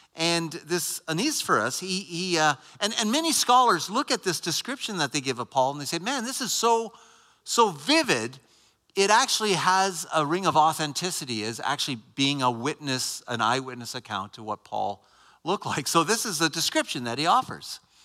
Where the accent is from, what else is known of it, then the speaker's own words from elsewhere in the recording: Canada; I'm not American. Canadian.